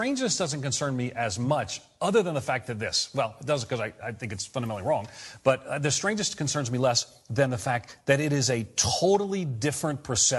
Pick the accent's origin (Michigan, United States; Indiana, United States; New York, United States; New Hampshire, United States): New York, United States; In New York. I'm a New Yorker, so I'm liking the connection.